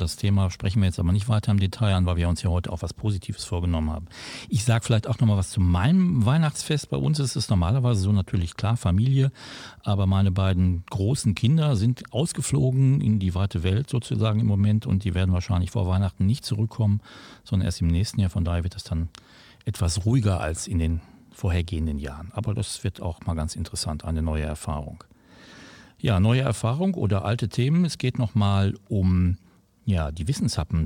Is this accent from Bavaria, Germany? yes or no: no; Gelsenkirchen, North Rhine-Westphalia, Germany; ich komme ja aus der Feldmark, das ist ja auch äh, ein Stadtteil